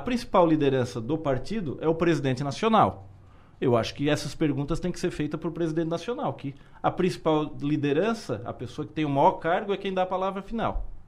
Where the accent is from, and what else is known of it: Criciúma, Santa Catarina, Brazil